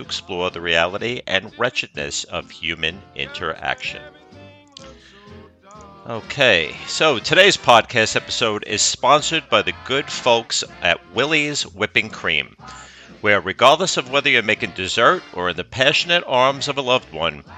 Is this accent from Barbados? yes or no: no; New York, United States; accent: New York; now in Deep South, United States; my New York accent